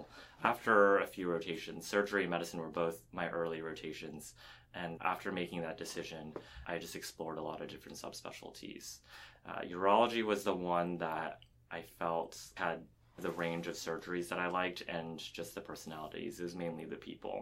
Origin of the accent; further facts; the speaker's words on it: Princeton, New Jersey, United States; moved away as an adult; also born or lived in Houston, Texas; I grew up in Princeton, New Jersey